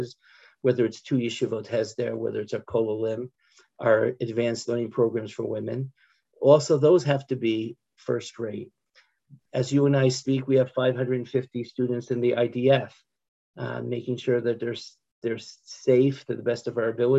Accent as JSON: {"language": "English", "country": "United States", "moved": "as an adult", "lives_now": "Israel", "said": "I'm an American who made Aliyah."}